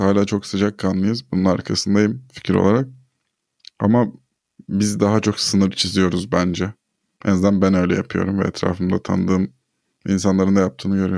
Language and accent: Turkish; Turkey